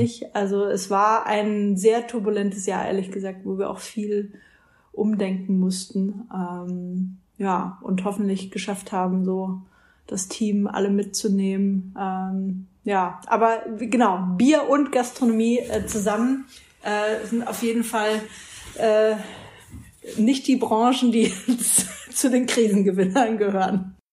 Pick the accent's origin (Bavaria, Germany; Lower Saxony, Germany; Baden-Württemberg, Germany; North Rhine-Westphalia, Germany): Bavaria, Germany; Franconia, Fürth/Nuremberg area; ich komme aus Franken, Fürth Nürnberg, die Ecke.